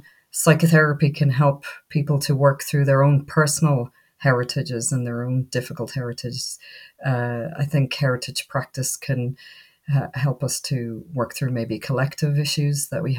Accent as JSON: {"language": "English", "country": "Ireland", "tie": "born or raised there", "said": "I was born in Ireland, brought up in Ireland"}